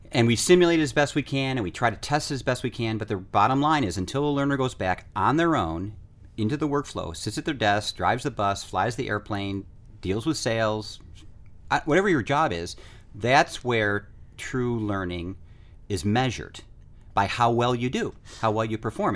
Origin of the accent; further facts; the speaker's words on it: United States; I'm from the United States